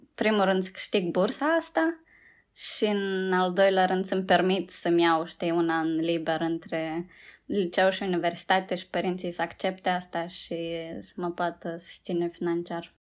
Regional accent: Moldova; moved away as an adult; now in United Kingdom; Am crescut, știi, în Moldova

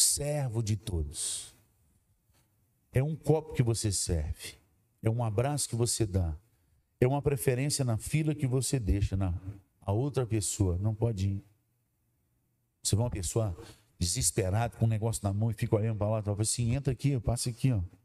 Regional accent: Governador Valadares, Minas Gerais, Brazil; Valadares é a cidade onde eu nasci

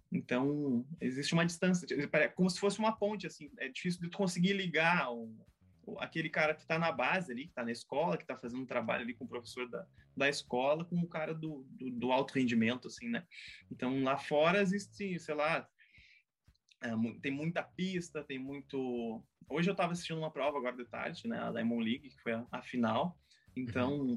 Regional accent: Caçapava do Sul, Rio Grande do Sul, Brazil; nasci, nasci em Caçapava, comecei a minha, minha vida esportiva lá, né? Ah, pela escola.

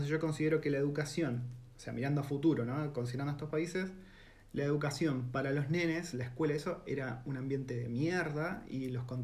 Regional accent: Argentina; first language Spanish; moved away as an adult; now in New Zealand; es nuestro idioma natal, entonces todo se simplifica pensás en argentino, te, expresás en argentino

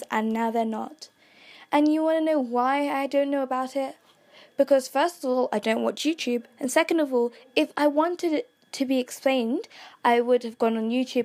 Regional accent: Kenya; I'm from Kenya

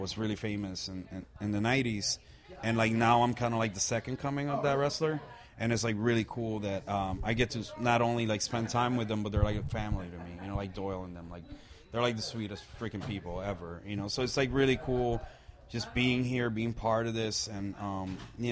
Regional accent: Puerto Rico; I'm from Puerto Rico, born and raised, you know, like from a small island in the Caribbean, from a very small town.

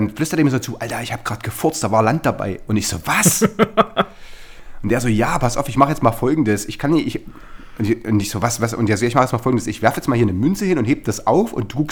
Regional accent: Chemnitz, Saxony, Germany; ich habe ganz, ganz früher schon so eine, so eine äh, Kiddie-Punk-Band gehabt in, äh, in Karl-Marx, wo ich herkomme.

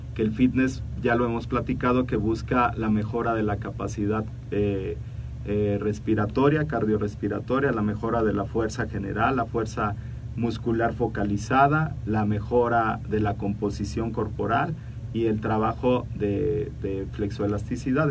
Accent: Mexico City, Mexico; los que somos de la Ciudad de, de México

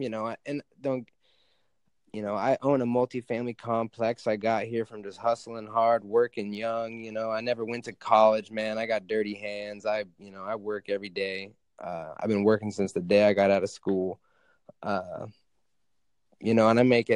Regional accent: Alaska, United States; I live in Alaska. I grew up in Alaska

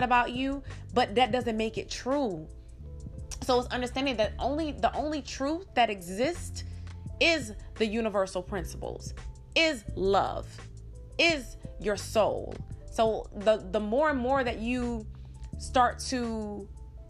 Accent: Georgia, United States; we're both from Georgia

